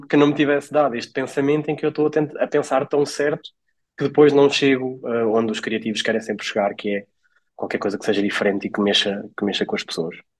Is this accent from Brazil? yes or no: no; Portugal; also born or lived in Coimbra; de onde eu sou natural, que é a Nadia